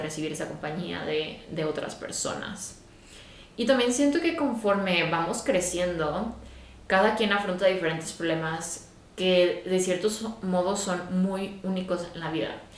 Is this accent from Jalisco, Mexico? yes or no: yes; Guadalajara, Jalisco, Mexico; moved away as an adult; also born or lived in England; mi familia ya no vive en Guadalajara, que es de donde yo soy